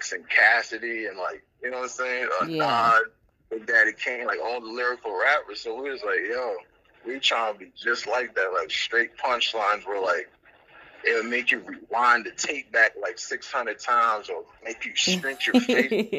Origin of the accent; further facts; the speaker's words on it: Trinidad & Tobago; now in United States; I'm originally from Trinidad and Tobago